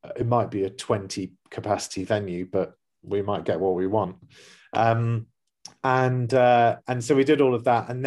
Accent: London, United Kingdom; now in Dubai, United Arab Emirates; a neighborhood that we grew up in or in London

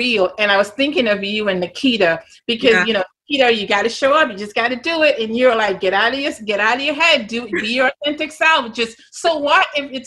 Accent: Grenada; accent: Grenadian; moved away; this Grenadian accent

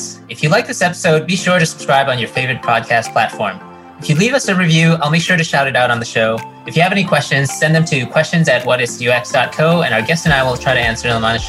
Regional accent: United States; being American, we eat a lot of meat and we love our steaks and burgers.

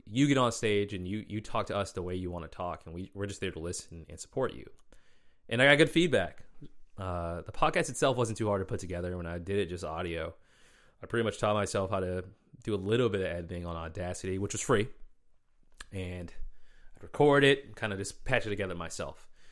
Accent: Boston, Massachusetts, United States; moved away as an adult; now in Washington, D.C., United States; I grew up in Boston, moved away for a bit, came back

